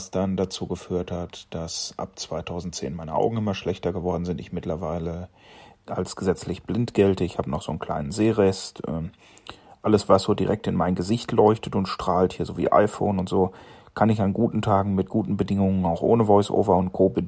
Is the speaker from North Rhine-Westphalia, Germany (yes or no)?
yes; North Rhine-Westphalia, Germany; ich wurde 1975 hier ganz in der Nähe geboren, also im tiefsten, tiefsten Sauerland. Äh, hab eben jenes auch anscheinend nicht wirklich äh, verlassen.